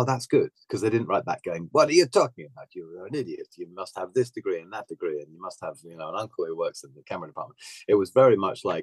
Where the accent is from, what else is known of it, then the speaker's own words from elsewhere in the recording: Bognor Regis, South East England, United Kingdom; moved away; also born or lived in Kent; I was born in Kent, but I was only there for like a year. But I grew up by the seaside in Bognor Regis, which is like extreme south coast.